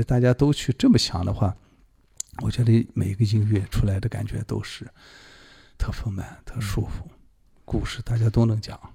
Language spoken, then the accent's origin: Chinese; Xinjiang, China; moved away as an adult; also born or lived in Beijing; 我们新疆这边乐手没问题